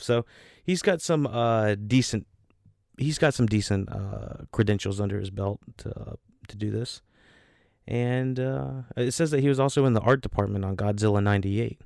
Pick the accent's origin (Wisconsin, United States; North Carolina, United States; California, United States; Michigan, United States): North Carolina, United States; North Carolina, my home state.